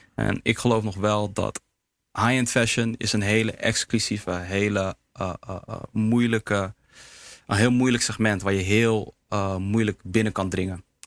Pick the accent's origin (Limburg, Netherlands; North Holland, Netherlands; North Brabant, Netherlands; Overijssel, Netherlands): North Holland, Netherlands; Heemskerk; Surinaamse jongen, in Nederland geboren, opgegroeid in Heemskerk